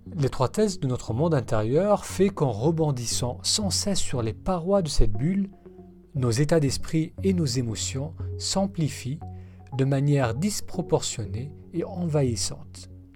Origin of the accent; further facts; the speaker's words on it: Lebanon; moved away; étant d'origine de cette, euh, partie du monde, je suis né au Liban